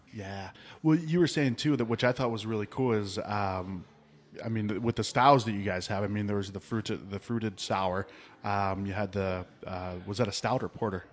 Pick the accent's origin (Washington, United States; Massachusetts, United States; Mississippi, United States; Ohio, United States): Ohio, United States; rural; now in Arizona, United States; I grew up in Ohio. I grew up in, like, rural Ohio